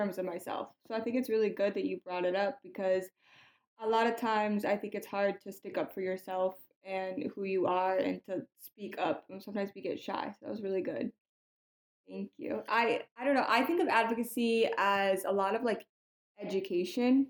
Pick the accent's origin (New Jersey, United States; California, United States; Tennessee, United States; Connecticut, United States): Connecticut, United States; I am from Connecticut.